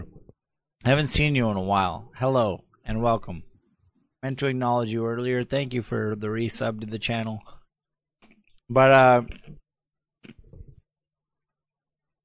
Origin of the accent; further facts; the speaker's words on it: Canada; I'm Canadian